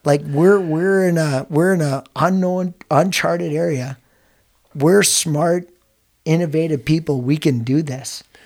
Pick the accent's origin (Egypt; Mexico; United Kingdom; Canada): United Kingdom; Scotland; I'm Scottish